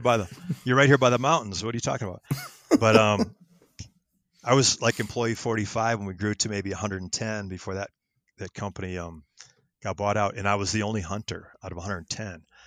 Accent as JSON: {"language": "English", "region": "Wisconsin", "country": "United States", "tie": "born or raised there", "also_born_or_lived": "Minnesota", "moved": "as an adult", "lives_now": "Colorado, United States", "said": "I grew up in Wisconsin"}